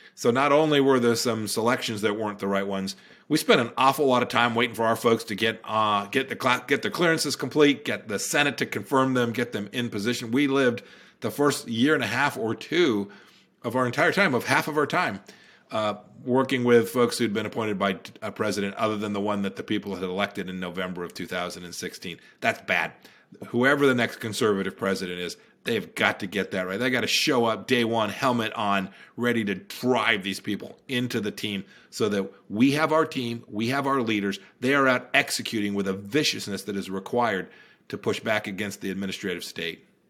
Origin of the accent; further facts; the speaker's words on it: Santa Ana, California, United States; moved away as an adult; now in Virginia, United States; I grew up in Santa Ana, California.